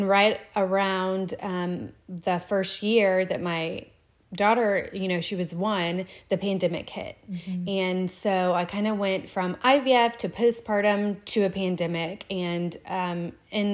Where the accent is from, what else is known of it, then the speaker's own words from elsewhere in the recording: Florida, United States; moved away; I am originally from Florida